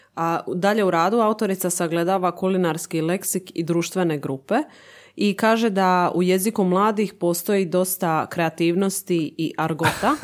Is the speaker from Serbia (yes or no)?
no; Zadar, Zadar County, Croatia; kod nas u Zadru